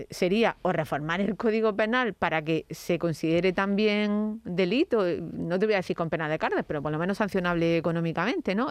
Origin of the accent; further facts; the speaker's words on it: Andalusia, Spain; ciudadana andaluza